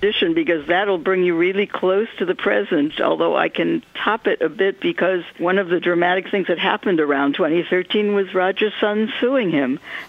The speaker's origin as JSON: {"language": "English", "area": "Hollywood adjacent", "region": "California", "country": "United States", "tie": "born or raised there", "said": "growing up Hollywood adjacent."}